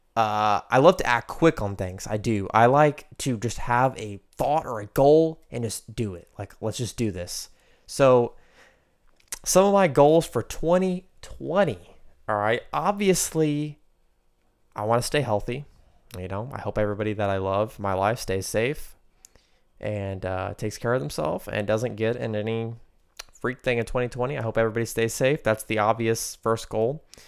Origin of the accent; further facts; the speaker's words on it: United States; growing up in America